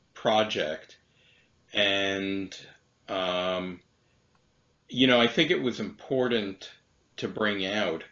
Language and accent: English; New York City, New York, United States; I grew up in Brighton Beach